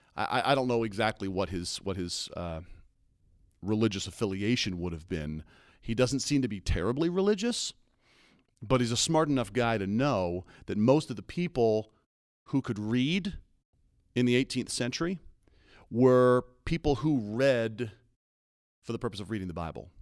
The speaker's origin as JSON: {"language": "English", "region": "East Coast", "country": "United States", "tie": "born or raised there", "said": "I grew up on the East Coast, so, so I'm a, I'm a seafood guy through and through"}